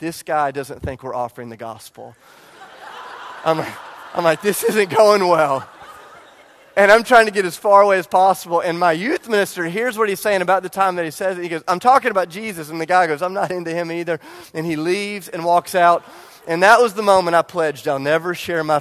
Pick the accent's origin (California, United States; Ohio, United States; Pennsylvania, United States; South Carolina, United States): South Carolina, United States; Charleston; I grew up in Charleston